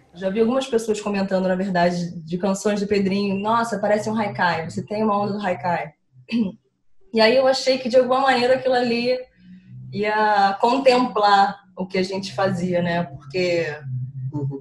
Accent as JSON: {"language": "Portuguese", "region": "Rio de Janeiro", "country": "Brazil", "said": "Sou carioca"}